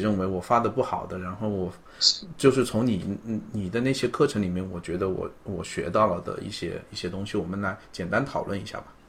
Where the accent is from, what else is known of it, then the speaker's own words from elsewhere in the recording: China; accent: Chinese; 他们很就是直接就跟人说，嗯，你有很重的中国口音，就是，但是我们自己其实并不觉得